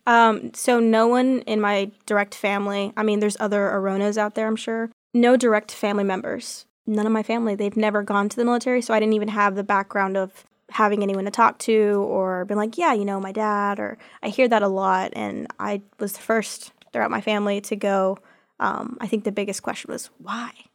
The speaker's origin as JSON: {"language": "English", "region": "Texas", "country": "United States", "moved": "as an adult", "lives_now": "Auburn, United States", "said": "I'm from Texas"}